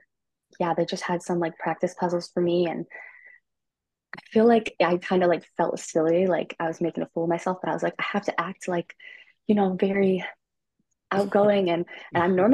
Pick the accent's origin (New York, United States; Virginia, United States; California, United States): California, United States; Burbank; I'm from Burbank, California